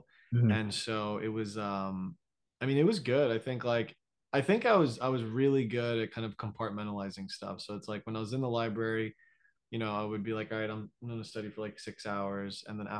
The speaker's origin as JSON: {"language": "English", "region": "Florida", "country": "United States", "also_born_or_lived": "New York, United States / Stamford, Connecticut, United States", "moved": "yes", "lives_now": "Austin, United States", "said": "So originally I'm from Florida, but yeah, yeah. I was at NYU in New York for like 6 years. And then for 1 year, we moved to Stamford, Connecticut, like okay. 45 minutes out of Manhattan."}